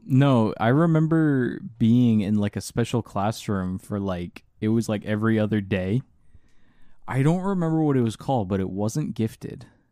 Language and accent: English; Orange County, Florida, United States; The Orange County Public Schools, uh, Common Core failed us.